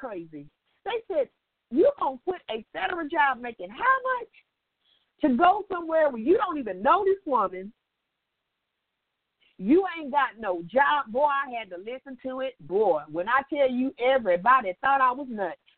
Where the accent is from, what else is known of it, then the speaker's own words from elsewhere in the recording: Indiana, United States; moved away as an adult; now in St. Petersburg, United States; I was living in Indiana then because I'm from Indiana.